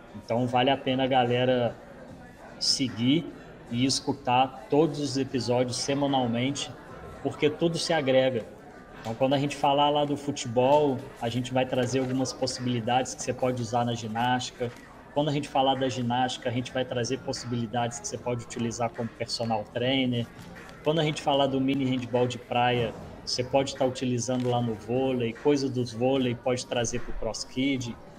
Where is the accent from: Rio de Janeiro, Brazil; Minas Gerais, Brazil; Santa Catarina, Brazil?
Minas Gerais, Brazil; Juiz de Fora; now in Juazeiro, Brazil; Juiz de Fora é minha cidade natal